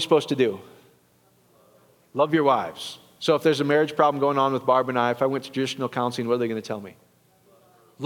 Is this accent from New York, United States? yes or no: no; Iowa, United States; I'm from Iowa